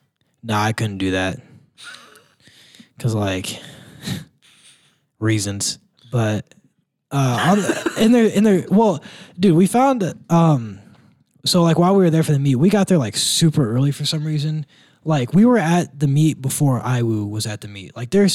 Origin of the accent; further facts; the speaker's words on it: Midwest, United States; I'm from the Midwest, and it still means nothing to me.